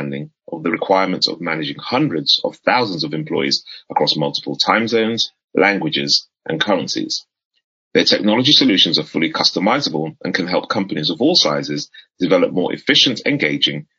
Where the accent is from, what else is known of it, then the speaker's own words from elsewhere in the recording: Harrow, London, United Kingdom; I grew up in Harrow, Northwest London